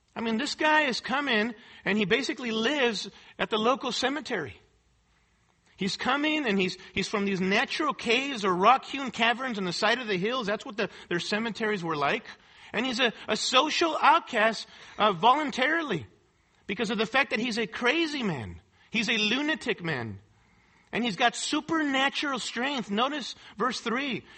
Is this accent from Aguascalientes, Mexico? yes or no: no; Mexico City, Mexico; moved away; I grew up in Mexico City in a very poverty stricken area, in a poverty stricken colony.